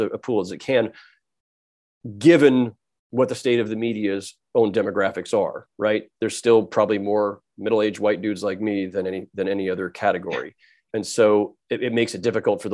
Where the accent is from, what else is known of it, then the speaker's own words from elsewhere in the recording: San Jose, California, United States; I grew up in San Jose, California.